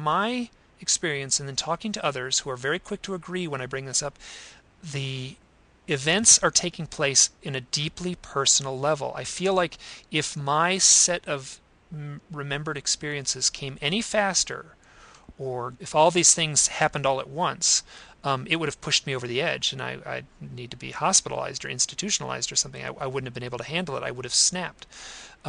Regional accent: Idaho, United States; my hometown here in Idaho

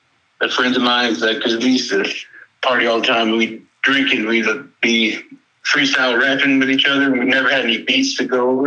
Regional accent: the coast near Houston, Texas, United States; I'm from Texas all my life. Grew up on the coast down by Houston.

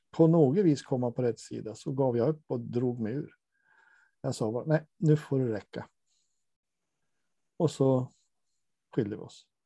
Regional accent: Norrland, Sweden; Jag är från Norrland som Lars Ekborg sa, jag bits och det står jag för.

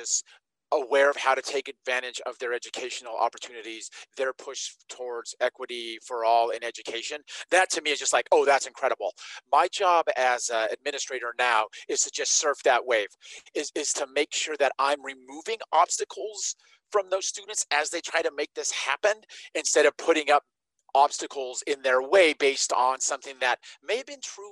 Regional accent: Nevada, United States; I grew up in Nevada

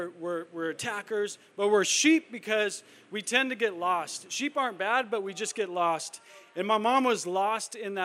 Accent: El Cajon, California, United States; I grew up in El Cajon, went to school here, went to elementary school, middle school, high school

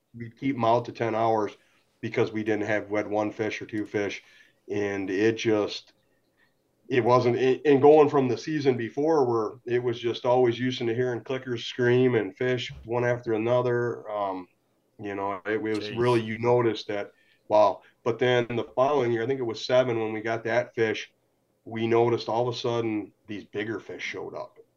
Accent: St. Clair Shores, Michigan, United States; born and raised in St. Clair Shores here

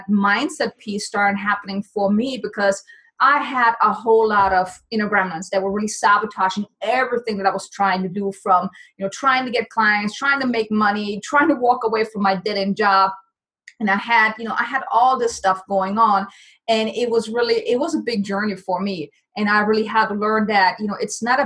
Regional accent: Germany; moved away as an adult; now in United States; Originally, I'm from Germany, so I came to the States back in 2006

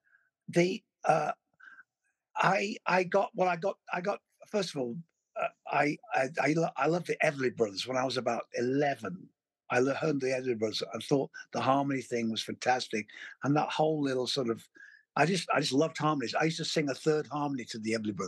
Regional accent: Leeds, Yorkshire and the Humber, United Kingdom; I lived in a village just outside Leeds called Rawdon

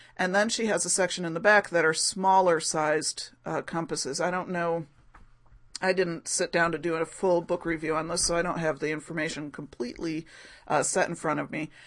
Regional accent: Rochester, New York, United States; my hometown of Rochester, New York

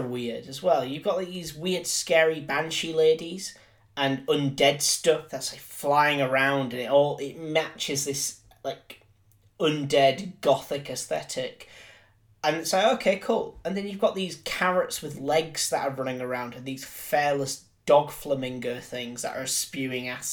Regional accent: Yorkshire and the Humber, United Kingdom; I'm from Yorkshire

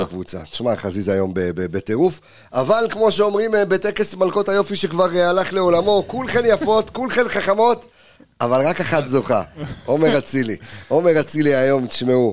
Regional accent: Jerusalem, Jerusalem District, Israel; אני ירושלמי

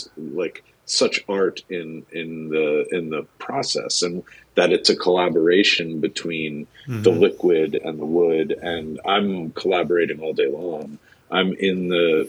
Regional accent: New Jersey, United States; moved away as an adult; also born or lived in New York / Boston; raised in Jersey

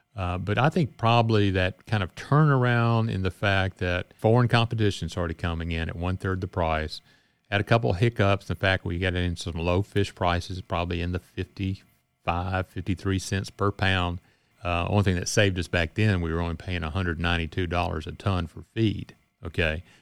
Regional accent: Cleveland, Mississippi, United States; also born or lived in Greenville, Mississippi / Louisiana; I was born in Greenville and grew up in Cleveland and had a chance to come back home

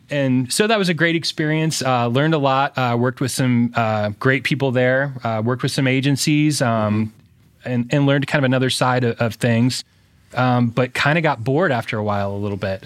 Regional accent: Fort Wayne, Indiana, United States; born and raised in Fort Wayne, went to Homestead High School

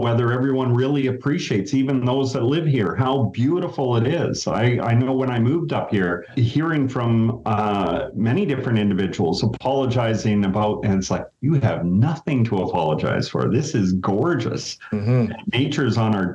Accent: Sudbury, Ontario, Canada; now in Thunder Bay, Canada; I grew up in Sudbury, Ontario.

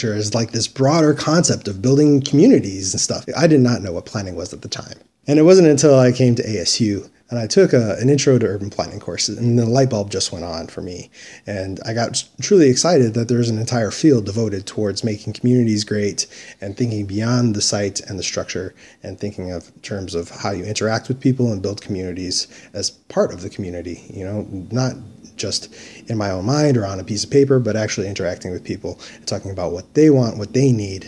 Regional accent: Dearborn, Michigan, United States; moved away as an adult; now in Mesa, United States; Dearborn, Michigan, which actually the home that I grew up in was only a couple blocks away from Detroit city limits

